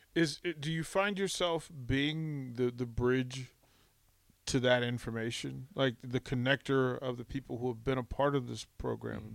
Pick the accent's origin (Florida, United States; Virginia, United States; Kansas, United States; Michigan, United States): Virginia, United States; Arlington; I grew up just outside of Washington mm. D.C. in in Arlington, Virginia